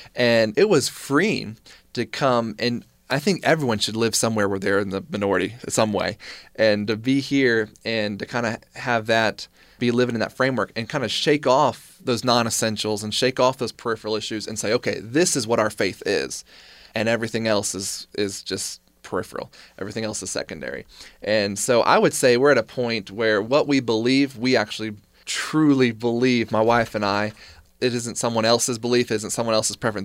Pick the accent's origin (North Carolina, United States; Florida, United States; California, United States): North Carolina, United States; moved away as an adult; now in Utah, United States; Growing up in North Carolina, which is part of the Bible Belt